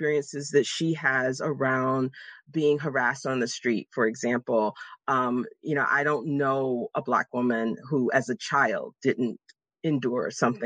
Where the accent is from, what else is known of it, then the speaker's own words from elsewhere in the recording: Jacksonville, Florida, United States; moved away as an adult; now in Pittsburgh, United States; I was born and raised in Jacksonville, Florida.